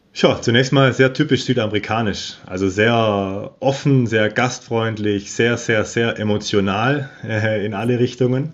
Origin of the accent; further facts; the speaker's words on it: Germany; moved away as an adult; now in Patagonia, Argentina; bei uns in Deutschland